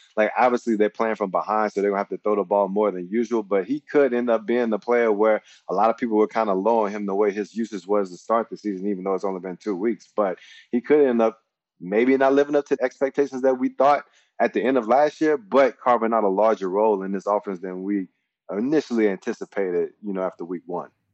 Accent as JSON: {"language": "English", "region": "Mississippi", "country": "United States", "tie": "born or raised there", "moved": "as an adult", "said": "born and raised in Mississippi"}